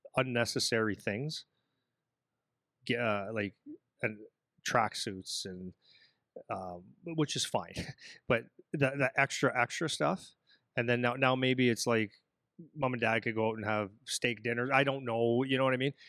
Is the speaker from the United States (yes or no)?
no; Sudbury, Ontario, Canada; moved away as an adult; now in Windsor, Canada; I come from Sudbury, Ontario.